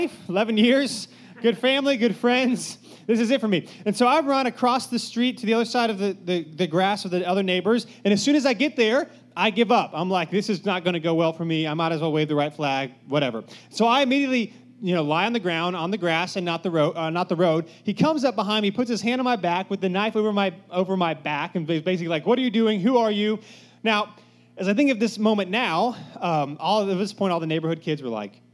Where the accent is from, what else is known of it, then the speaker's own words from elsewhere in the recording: Cary, North Carolina, United States; I grew up in Cary, so just, you know, if you know anything about Cary, nothing bad ever happens in Cary